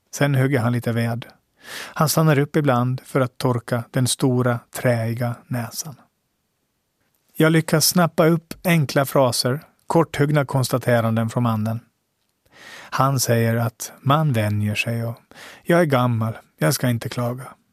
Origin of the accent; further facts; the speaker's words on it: Åland, Finland; min status som ålänning.